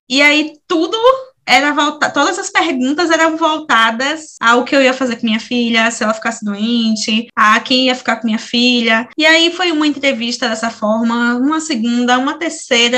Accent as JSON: {"language": "Portuguese", "town": "Salvador", "region": "Bahia", "country": "Brazil", "tie": "born or raised there", "said": "Sou, sou daqui, nasci daqui e continuo, permaneci e vivi minha vida inteira aqui em Salvador também"}